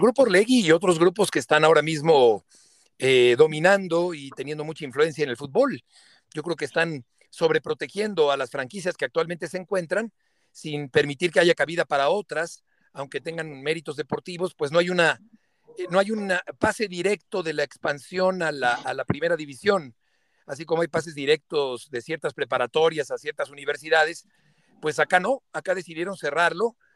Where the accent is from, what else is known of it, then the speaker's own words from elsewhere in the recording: Mexico; como narrador mexicano en Pamplona